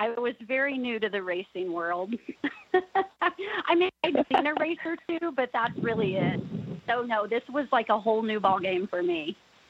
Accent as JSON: {"language": "English", "town": "Mattoon", "region": "Illinois", "country": "United States", "tie": "born or raised there", "said": "Nick grew up in Basalto, Illinois, and I am from here in Mattoon, Illinois."}